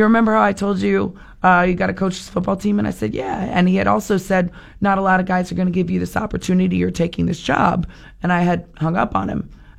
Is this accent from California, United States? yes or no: no; Vero Beach, Florida, United States; moved away as an adult; also born or lived in Boston; Born and raised in Vero Beach